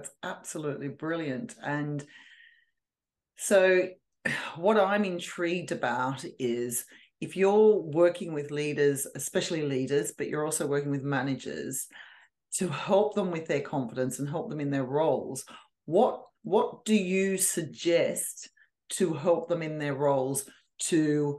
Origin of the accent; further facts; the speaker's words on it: Sydney, New South Wales, Australia; now in United Kingdom; No, I'm originally from Australia, from Sydney. So I don't think I sound Australian anymore, but everybody always picks up my